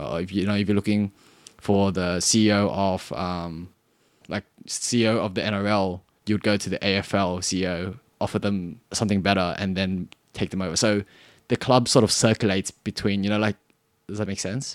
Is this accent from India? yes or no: no; Cabramatta, New South Wales, Australia; accent: Australian; I'm from Australia. I'm from, actually, I'm from Karamata.